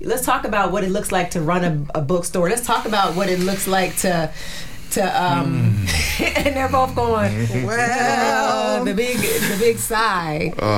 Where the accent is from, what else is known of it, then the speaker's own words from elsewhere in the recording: New Jersey, United States; It's called From Jersey to Me, because I'm from Jersey